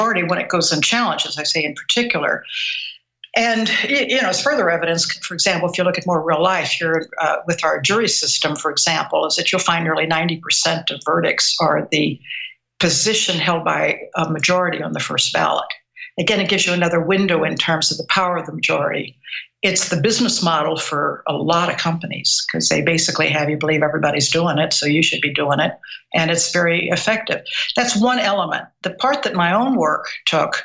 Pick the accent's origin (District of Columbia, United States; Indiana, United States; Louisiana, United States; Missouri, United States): Missouri, United States; I was born and raised in Missouri